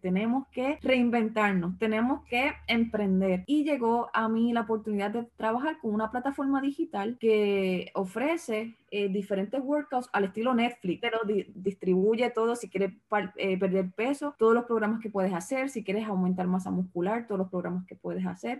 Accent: Cidra, Puerto Rico; moved away as an adult; now in Texas, United States; la iglesia en Sidra, mi, mi pueblo, donde yo vivo, donde vivía

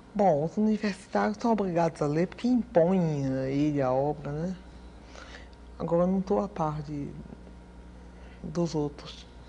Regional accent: Recife, Pernambuco, Brazil; now in Rio de Janeiro, Brazil; Eu morei em Recife. Eu morei no Nordeste, eu me criei no Nordeste.

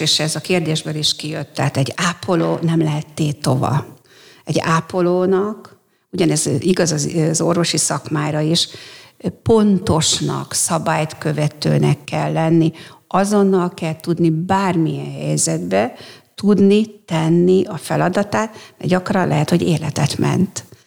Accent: Mór, Fejér, Hungary; also born or lived in Székesfehérvár; én Móron születtem, ott is éltem mindaddig

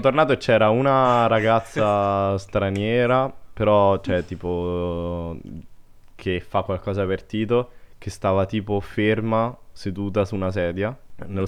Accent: Latina, Lazio, Italy; io so di Latina

